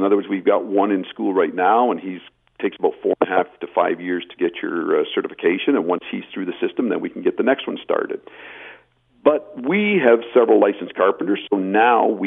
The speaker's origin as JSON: {"language": "English", "town": "Belleville", "region": "Ontario", "country": "Canada", "said": "I come from Belleville, Ontario, where the projects are much smaller"}